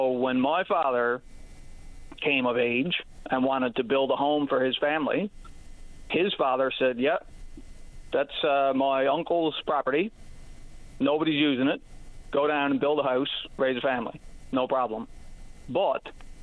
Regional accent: Newfoundland and Labrador, Canada; generations of my family lived on the property that I grew up on for 175 years at least.

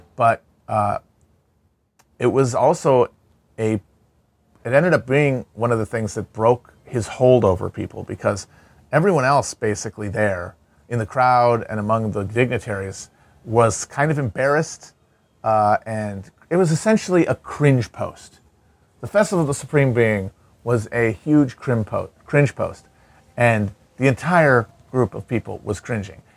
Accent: Midwest, United States; growing up in the Midwest

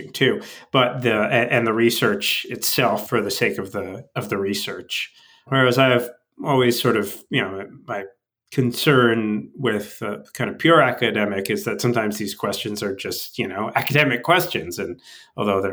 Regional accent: northern Westchester, outside New York City, United States; I grew up outside of New York City, up in northern Westchester

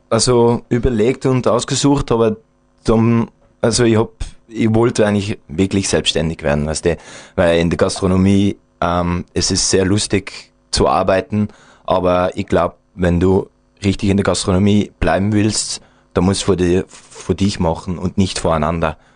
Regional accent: Belgium; wir sind Belgier, also ich kann auch nicht das Schnitzel kochen wie ein Österreicher, ja.

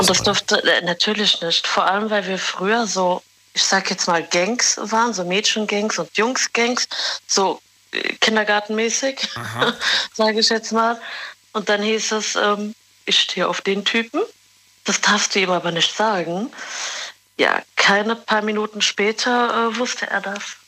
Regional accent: Morocco; Ich bin Marokkanerin.

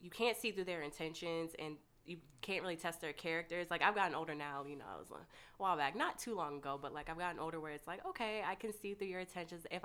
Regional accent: Fort Myers, Florida, United States; also born or lived in Michigan / Ohio; I grew up everywhere. I grew up in Florida, Michigan, Ohio. I've been everywhere.

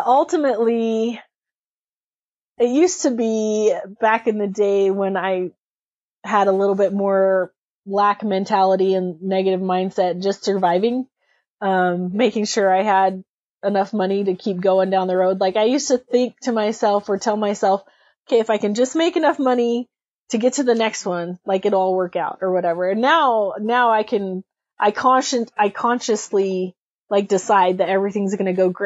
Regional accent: Burley, Idaho, United States; my hometown PRCA here in Burley

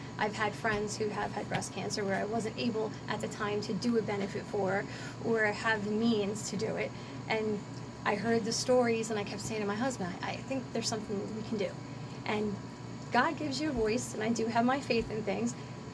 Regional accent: Ewing Township, New Jersey, United States; now in Bordentown Township, United States; I grew up in Ewing Township, and now I reside over in Bordentown Township for the past 10 years.

